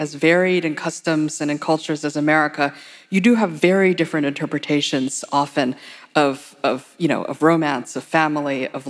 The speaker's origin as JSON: {"language": "English", "region": "Hawaii", "country": "United States", "tie": "born or raised there", "moved": "yes", "lives_now": "New York, United States", "said": "when I was a child there"}